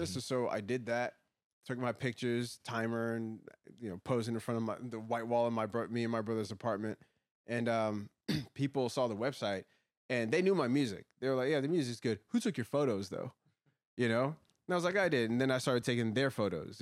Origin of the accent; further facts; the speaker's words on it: Woodbridge, Virginia, United States; I grew up in Woodbridge, Virginia